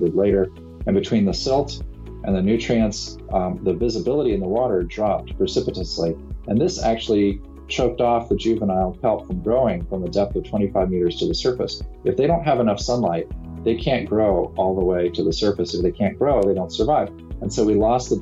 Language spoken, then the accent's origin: English; California, United States; my home state of California